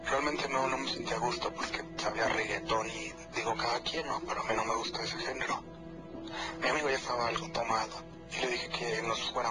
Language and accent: Spanish; Nezahualcóyotl, State of Mexico, Mexico; yo soy de, de Ciudad Neza